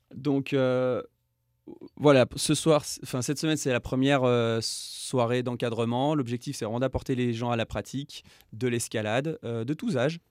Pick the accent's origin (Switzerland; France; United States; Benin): France; moved away as an adult; now in Yukon, Canada; je suis français, expatrié au, Yukon